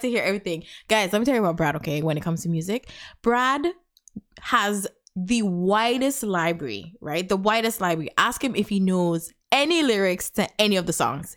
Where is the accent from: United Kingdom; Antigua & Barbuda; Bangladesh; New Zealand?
Antigua & Barbuda; also born or lived in Canada / United States; now in Texas, United States; we're from the Caribbean, guys. I'm from Antigua.